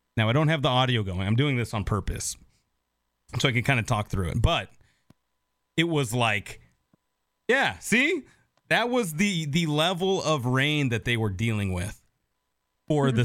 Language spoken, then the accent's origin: English; Seattle, Washington, United States; now in Nashville, United States; I grew up in Seattle